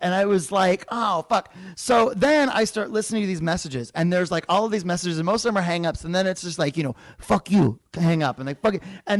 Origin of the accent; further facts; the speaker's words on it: Phoenix, Arizona, United States; moved away; Phoenix is my hometown.